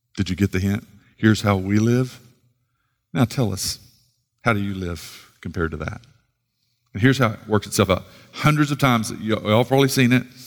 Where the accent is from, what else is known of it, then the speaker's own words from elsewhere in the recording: Sallisaw, Oklahoma, United States; moved away; from Salisaw, rough side of the tracks